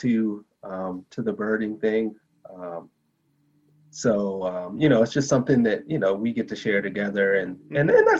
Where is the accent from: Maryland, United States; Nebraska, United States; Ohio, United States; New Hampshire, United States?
Maryland, United States; moved away as an adult; now in Colorado, United States; I'm actually from Maryland. I live in Colorado now